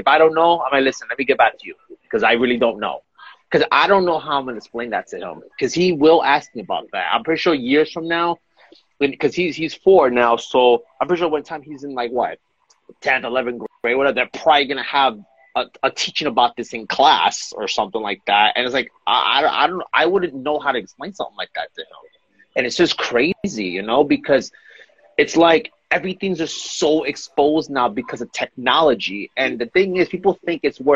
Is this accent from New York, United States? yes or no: yes; New York City, New York, United States; I grew up in New York, and back when I was growing up, you know, I used to see people sometimes get shot in the block for no reason, because that's just the kind of neighborhood I lived in, especially in Bushwick, in Brooklyn, New York